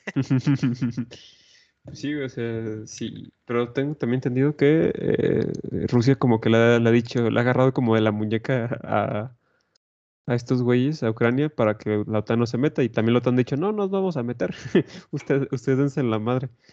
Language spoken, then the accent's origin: Spanish; Mexico